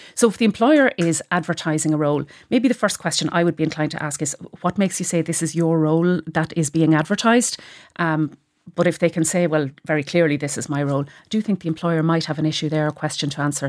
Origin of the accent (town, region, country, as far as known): Cavan, Ulster, Ireland